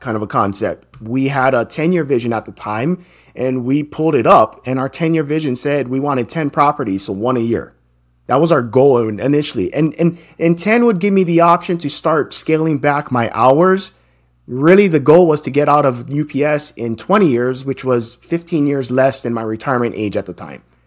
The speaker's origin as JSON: {"language": "English", "region": "Hawaii", "country": "United States", "tie": "born or raised there", "said": "I'm born and raised in Hawaii, and that's where I grew up."}